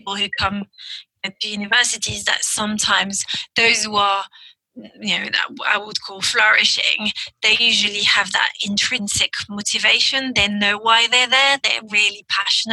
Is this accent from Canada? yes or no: no; France; first language French; English is a second language; now in United Kingdom; I grew up in France and, you know, now I live in the UK, but so my first language is French